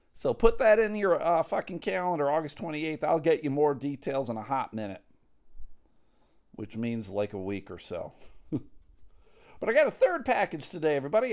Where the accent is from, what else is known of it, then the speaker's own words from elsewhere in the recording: Buffalo, New York, United States; I grew up in Buffalo